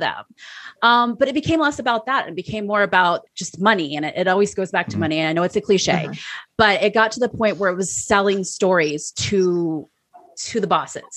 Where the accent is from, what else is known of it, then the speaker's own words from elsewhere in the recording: San Francisco, California, United States; also born or lived in Iowa; San Francisco, which is my hometown